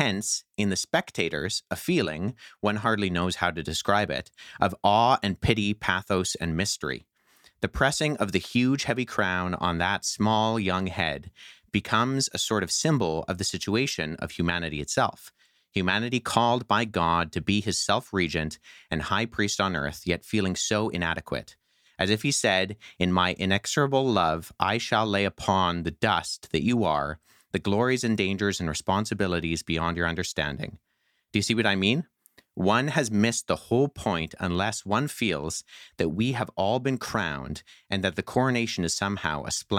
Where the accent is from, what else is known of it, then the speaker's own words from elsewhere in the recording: Canada; And I think as a Canadian, like you said, Steve, as a member of the British Commonwealth